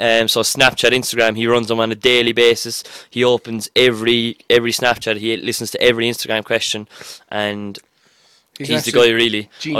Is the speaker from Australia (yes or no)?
no; Cork, Munster, Ireland